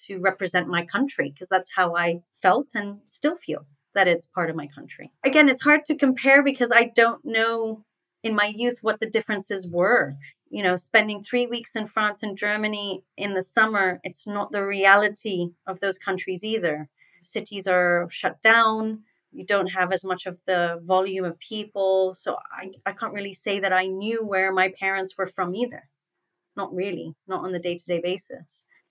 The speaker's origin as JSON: {"language": "English", "country": "Hong Kong", "tie": "born or raised there", "said": "So how was it growing up in Hong Kong? I mean, I have European parents, but I'm in an environment where I'm a minority, right? I mean, the majority of people living around me are Chinese, and obviously they look different than I look."}